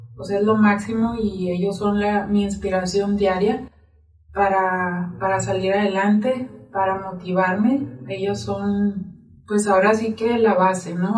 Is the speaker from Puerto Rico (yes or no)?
no; Nogales, Sonora, Mexico; now in Zacatecas, Mexico; yo soy de Sonora, de Nogales, Sonora, orgullosamente sonorense, de la frontera